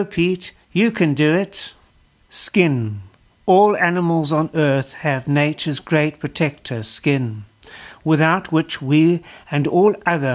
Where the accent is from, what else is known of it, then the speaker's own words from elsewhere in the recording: South Africa; as a South African